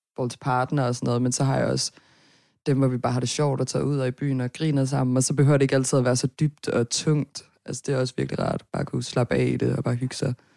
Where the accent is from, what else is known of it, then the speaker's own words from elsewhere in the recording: Herning, Central Denmark Region, Denmark; also born or lived in Nørrebro, Copenhagen; now in Copenhagen, Denmark; jeg er fra Herning